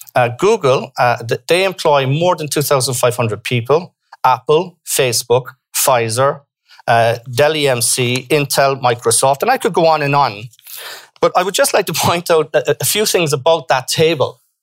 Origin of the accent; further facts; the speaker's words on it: Ireland; we were ben- able to benefit also from our diaspora